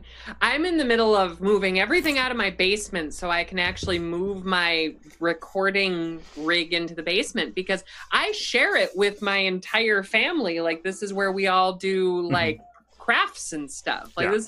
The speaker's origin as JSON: {"language": "English", "region": "Minnesota", "country": "United States", "said": "I'm from Minnesota"}